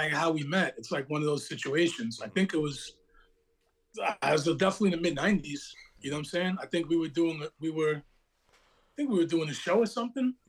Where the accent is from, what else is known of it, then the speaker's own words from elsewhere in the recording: Long Beach, New York, United States; moved away; also born or lived in Brooklyn, New York; I'm from Long Beach, the same town that … from